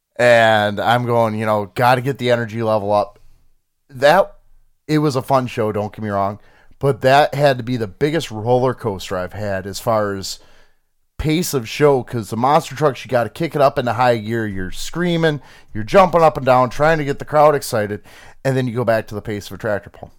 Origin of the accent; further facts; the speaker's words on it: Michigan, United States; we're from Michigan.